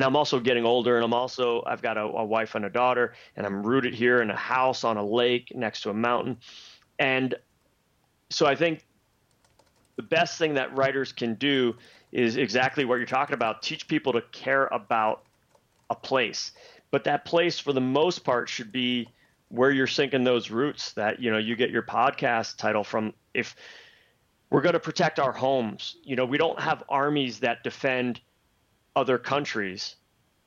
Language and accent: English; Pennsylvania, United States; moved away as an adult; also born or lived in the West; now in Vermont, United States; I grew up in Pennsylvania